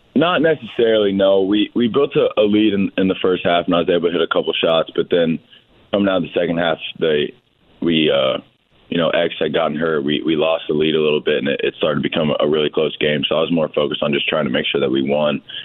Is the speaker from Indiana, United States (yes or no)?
yes; Bloomington, Indiana, United States; I grew up in Bloomington